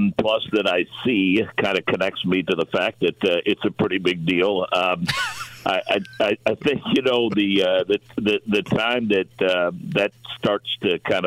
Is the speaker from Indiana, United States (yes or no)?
yes; Monrovia, Indiana, United States; kid from Monrovia, Indiana